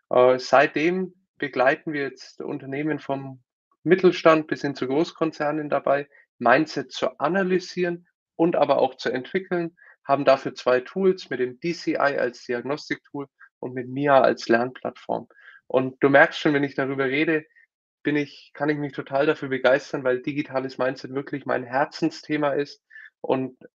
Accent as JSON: {"language": "German", "town": "Nuremberg", "region": "Bavaria", "country": "Germany", "tie": "born or raised there", "also_born_or_lived": "United States", "said": "Ich komme aus Nürnberg, äh, geboren und aufgewachsen, klassischer BWL-Hintergrund, war dann zweimal länger in den USA"}